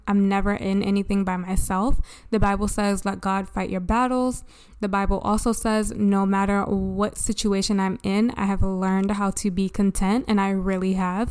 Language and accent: English; Baltimore, Maryland, United States; I grew up in Baltimore